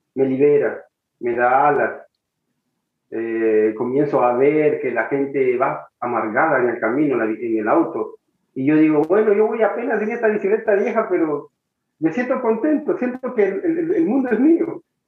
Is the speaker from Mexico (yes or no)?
no; El Salvador; moved away; un vuelo de regreso para El Salvador